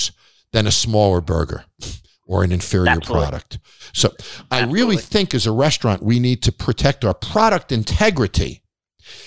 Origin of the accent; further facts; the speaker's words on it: Long Island, New York, United States; I grew up on Long Island